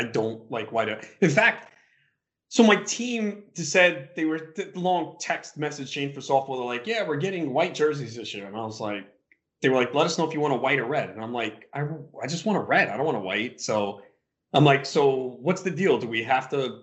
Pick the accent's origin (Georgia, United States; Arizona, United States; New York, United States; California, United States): New York, United States; we're both from New York